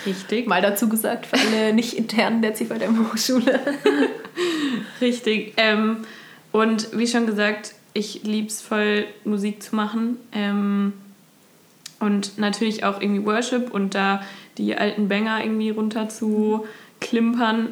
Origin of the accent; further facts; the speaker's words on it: near Dillenburg, near Giessen, Hesse, Germany; also born or lived in Osnabrück; now in Kassel, Germany; ich komme ursprünglich aus ähm, der Nähe von Dillenburg bei Gießen